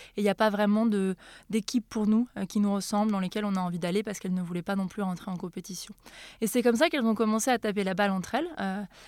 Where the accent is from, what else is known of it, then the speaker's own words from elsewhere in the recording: Auvergne-Rhône-Alpes, France; moved away; chez moi en Auvergne